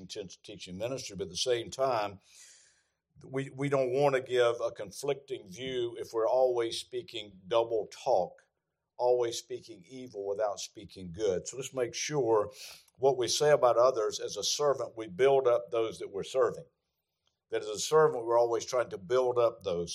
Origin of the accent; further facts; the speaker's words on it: the South, United States; I'm from the South